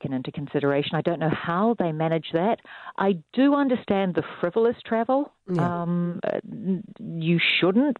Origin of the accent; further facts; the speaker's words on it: Christchurch, Canterbury, New Zealand; moved away; also born or lived in Brazil; Which is my hometown, and I hadn't been here since before the earthquake